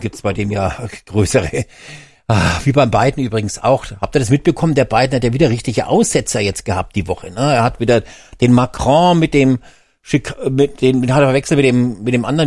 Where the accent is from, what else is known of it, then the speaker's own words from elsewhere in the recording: Germany; bei uns in Deutschland